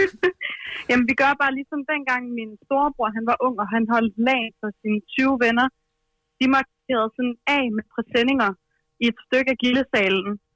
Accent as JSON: {"language": "Danish", "town": "Sønderborg", "region": "Southern Denmark", "country": "Denmark", "said": "Jeg er fra Sønderborg i Sønderjylland"}